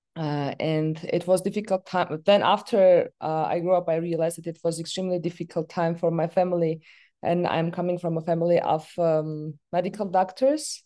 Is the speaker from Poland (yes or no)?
no; Yerevan, Armenia; I was born in the capital of Armenia, in Yerevan.